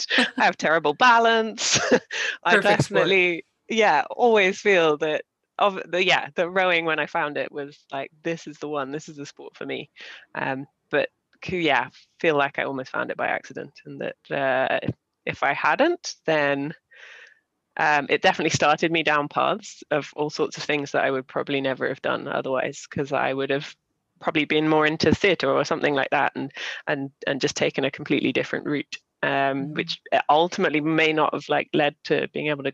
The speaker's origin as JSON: {"language": "English", "town": "Walton-on-Thames", "region": "South East England", "country": "United Kingdom", "tie": "born or raised there", "said": "I grew up in Walton on Thames"}